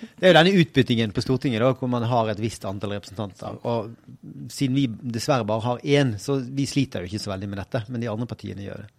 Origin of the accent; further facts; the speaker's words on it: Bergen, Vestland, Norway; jeg er jo bergenser